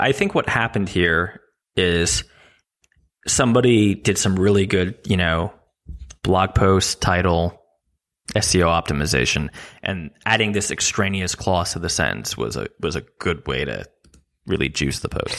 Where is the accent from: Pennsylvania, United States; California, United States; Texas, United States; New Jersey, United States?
New Jersey, United States; I'm from New Jersey